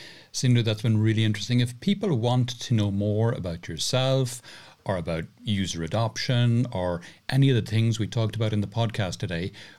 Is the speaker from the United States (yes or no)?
no; Ireland; now in Spain; I'm from Ireland, but I live in Spain.